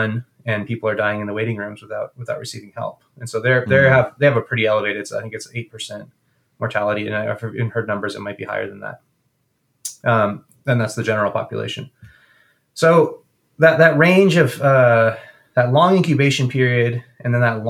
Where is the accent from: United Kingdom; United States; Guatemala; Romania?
Guatemala; moved away; I grew up in Guatemala during a civil war